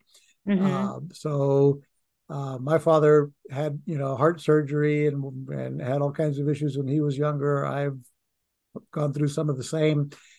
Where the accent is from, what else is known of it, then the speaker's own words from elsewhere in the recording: Puerto Rico; now in United States; I mean, when I came to this country from Puerto Rico, I wanted to be, I wanted the white Anglo Republican lifestyle.